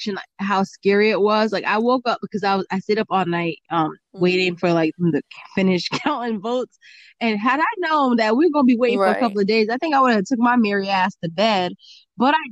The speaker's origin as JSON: {"language": "English", "country": "United States", "said": "I'm an American"}